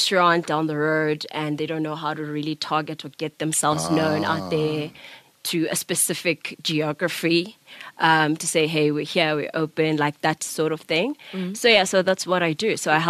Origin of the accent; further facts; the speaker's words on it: Mdantsane, Eastern Cape, South Africa; I'm from the Eastern Cape.